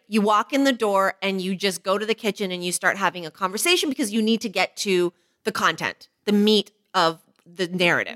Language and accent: English; Canada; an Asian woman who was born in Canada